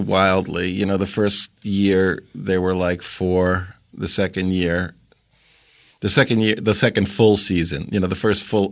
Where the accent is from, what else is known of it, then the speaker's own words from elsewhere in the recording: New York City, New York, United States; also born or lived in Maryland; I grew up in Queens